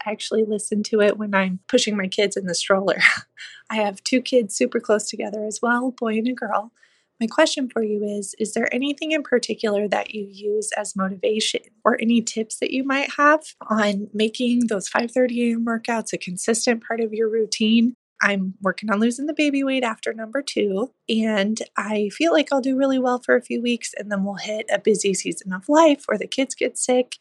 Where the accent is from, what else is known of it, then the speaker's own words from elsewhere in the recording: Indiana, United States; I'm originally from Indiana.